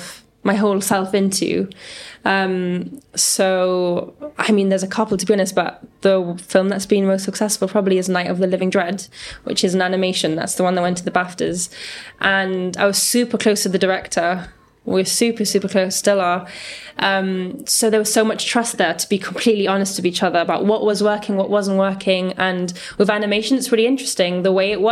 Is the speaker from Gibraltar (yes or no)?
yes; Gibraltar; we come from Gibraltar, a small place